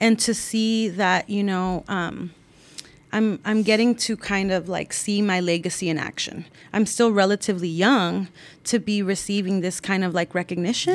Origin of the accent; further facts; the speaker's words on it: San Rafael, California, United States; growing up in San Rafael, you know, being from a working class background